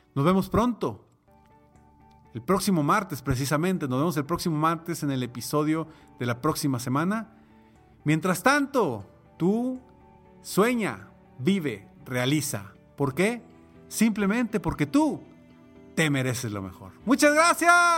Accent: Monterrey, Nuevo León, Mexico; en mi ciudad natal, aquí en Monterrey, México.

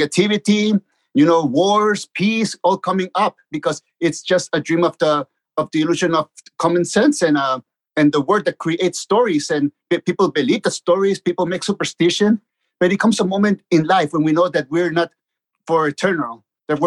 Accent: Tijuana, Baja California, Mexico; also born or lived in Mexico City; I was born in Mexico City, and 3 months later, my parents took me to Tijuana to live with them. And that's where I grew up, in Tijuana

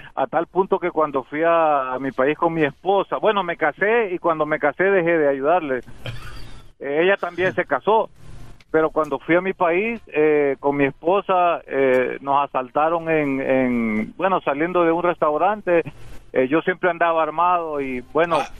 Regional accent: El Salvador; now in United States; yo soy salvadoreño

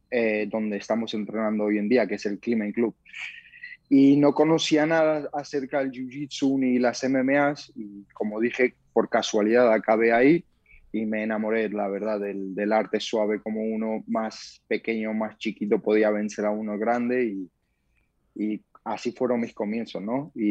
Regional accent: Georgia; Spanish is a second language; also born or lived in Germany; now in Spain; Bueno, pues yo soy de origen de Georgia, mis padres son de origen de Georgia, nací en Alemania, entonces, mis comienzos en el deporte fueron en Georgia

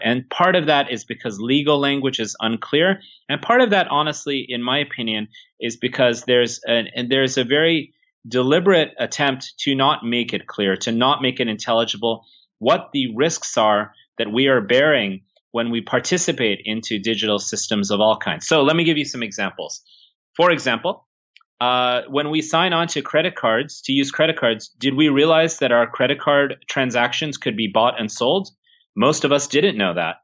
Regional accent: Silicon Valley, California, United States; I'm from Silicon Valley myself

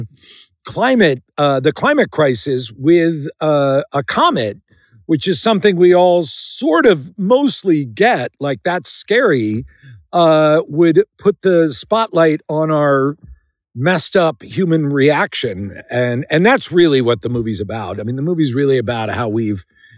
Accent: Philadelphia, Pennsylvania, United States; I was plucked from the Schuylkill River outside Philadelphia, where I'm from

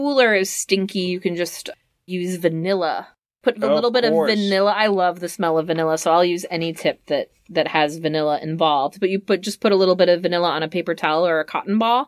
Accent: Midwest, United States; I'm from the Midwest

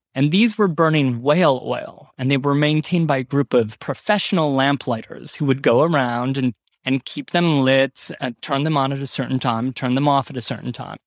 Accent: Ohio, United States; born or raised there; now in New York, United States

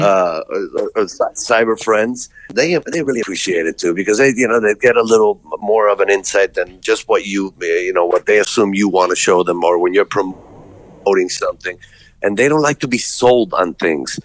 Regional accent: Puerto Rico; moved away as an adult; also born or lived in Colombia; now in United States; I was born and Raised in Puerto Rico, been in the States for 32 years.

